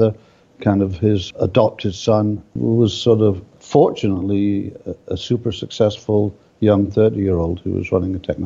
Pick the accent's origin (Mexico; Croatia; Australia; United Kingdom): United Kingdom; Edinburgh, Scotland; now in Canada; I live in Canada, have done for many years, but I was brought up in Edinburgh